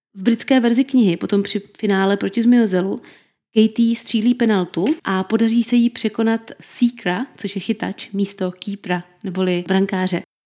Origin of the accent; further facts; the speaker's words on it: Brno, South Moravian Region, Czechia; my Brňáci, někteří stále ještě říkáme DRFG aréně